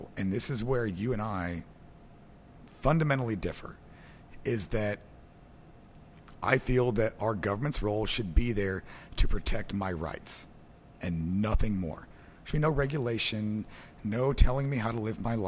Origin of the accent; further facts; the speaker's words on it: Southwest Missouri, United States; I'm from Southwest Missouri